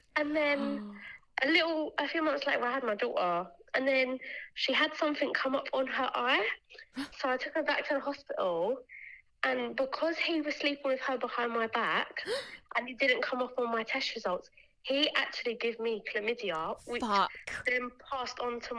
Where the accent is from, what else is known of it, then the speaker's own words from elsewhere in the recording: Bermondsey, London, United Kingdom; I am from Bermondsey. I'm from London. I literally live 15 minutes from Westfield.